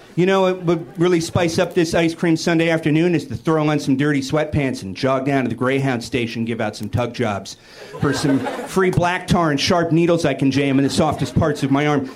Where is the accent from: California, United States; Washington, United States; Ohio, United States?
Washington, United States; Seattle; I'm from Seattle, which is why I'm on antidepressants